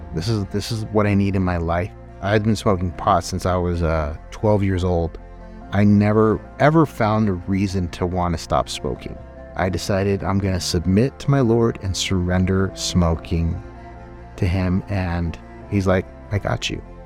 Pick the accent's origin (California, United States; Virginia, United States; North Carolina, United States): California, United States; moved away as an adult; I'm from California